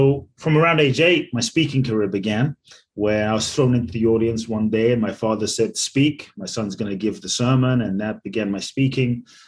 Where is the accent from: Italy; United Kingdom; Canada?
United Kingdom; London; also born or lived in Ghana / Mexico; now in United States; I was born in Ghana, West Africa. My father's from Ghana. My mother's Japanese. I grew up in London. I live in the US and partly Mexico